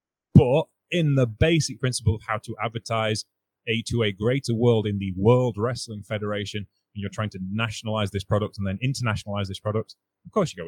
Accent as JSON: {"language": "English", "country": "United Kingdom", "said": "I have a hard time with patriotic songs being British because there's a history we have as a country which isn't pleasant."}